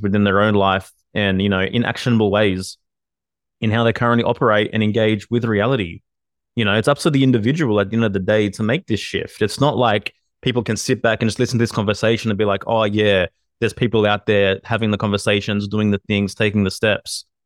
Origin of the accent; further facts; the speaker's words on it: Australia; I'm Australian